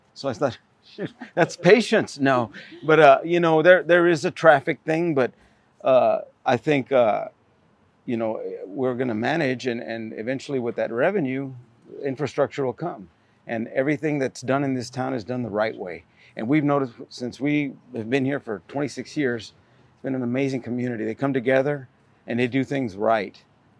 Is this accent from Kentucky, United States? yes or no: yes; Kentucky, United States; now in Castroville, United States; Well, we came from Kentucky.